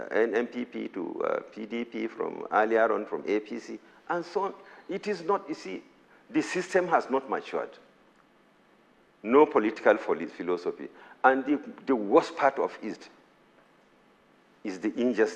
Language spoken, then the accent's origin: English; Nigeria; I'm a Nigerian